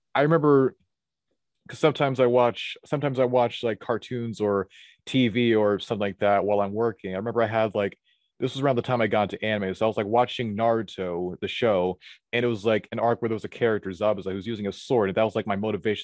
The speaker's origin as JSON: {"language": "English", "town": "Atlanta", "region": "Georgia", "country": "United States", "tie": "born or raised there", "said": "I was born at a very young age in, in Atlanta, Geo, in Atlanta, Georgia. I've lived here all of my life"}